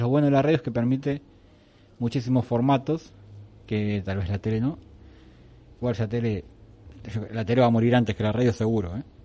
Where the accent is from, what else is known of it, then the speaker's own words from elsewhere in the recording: Argentina; moved away as an adult; now in Spain; somos un país sudamericano